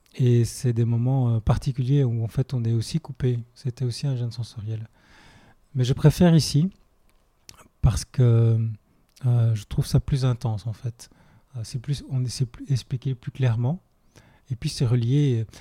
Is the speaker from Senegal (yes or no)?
no; Belgium; moved away; je viens de Belgique à la base.